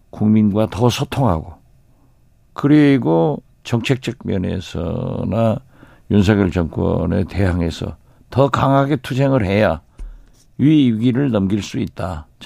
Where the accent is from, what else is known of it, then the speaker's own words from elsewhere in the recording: Haenam, Wando, Jindo area, South Jeolla, South Korea; also born or lived in Mokpo; 제 고향이죠.